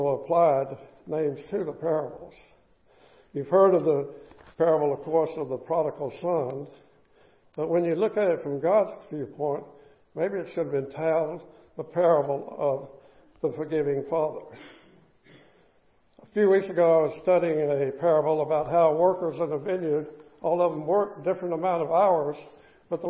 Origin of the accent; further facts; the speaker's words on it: the South, United States; Growing up in the South